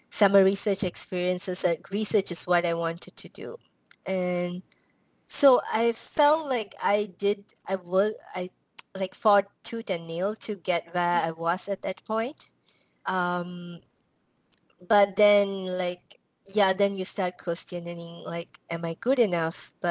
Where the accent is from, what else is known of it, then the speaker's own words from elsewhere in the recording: Malaysia; now in United States; so I came to um, U.S. I'm from Malaysia. I came to U.S. Um, because of this um, what do you call college called Berea College in Kentucky